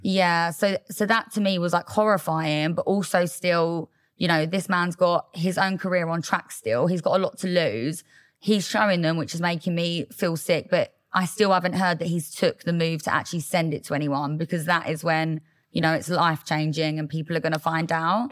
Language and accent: English; Loughton, East of England, United Kingdom; I grew up in Essex.